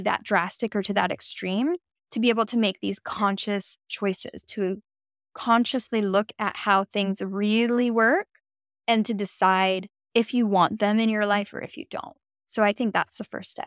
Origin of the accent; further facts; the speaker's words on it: West Coast of America, United States; moved away as an adult; now in East Coast, United States; I have spent the last eight years of my life on the East Coast of America, but I'm from the West Coast